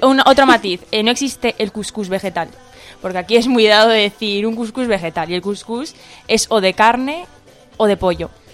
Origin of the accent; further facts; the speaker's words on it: Asilah, Tanger-Tetouan-Al Hoceima, Morocco; yo soy de Asila, me he quedado en Asila